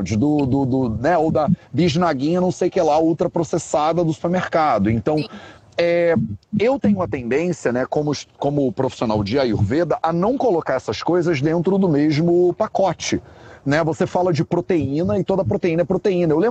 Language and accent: Portuguese; Rio de Janeiro, Brazil; accent: carioca; Eu sou bem carioca.